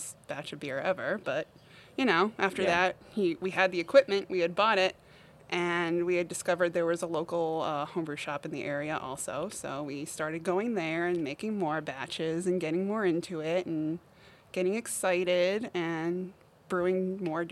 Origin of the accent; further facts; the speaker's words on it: Eastern Massachusetts, United States; moved away as an adult; also born or lived in Amherst, Massachusetts / Hadley, Massachusetts; now in Palmer, United States; I'm originally from Eastern Mass.